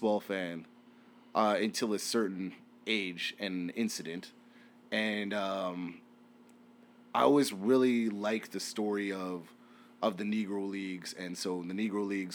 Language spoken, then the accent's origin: English; Winnipeg, Manitoba, Canada; moved away; I'm from Winnipeg.